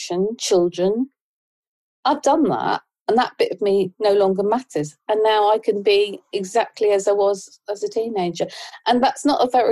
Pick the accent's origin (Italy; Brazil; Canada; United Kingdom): United Kingdom; Ipswich, East of England; I was born in Ipswich.